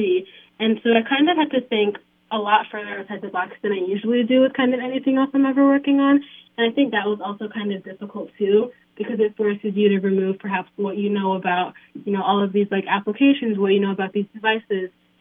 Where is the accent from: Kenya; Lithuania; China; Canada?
Kenya; now in Illinois, United States; I'm from Kenya